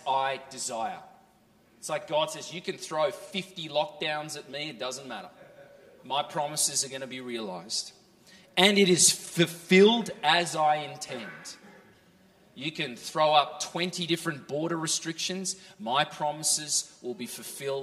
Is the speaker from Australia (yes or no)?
yes; Australia; moved away as an adult; also born or lived in California; now in Norway; I grew up in Australia and then lived for 6 years in California